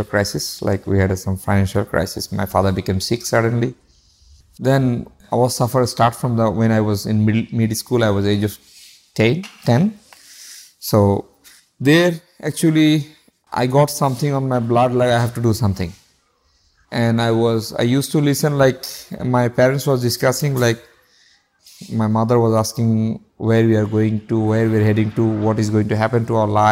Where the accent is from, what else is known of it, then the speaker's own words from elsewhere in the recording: Chittagong, Chittagong Division, Bangladesh; In Bangladesh, yeah. In Chittagong, my hometown.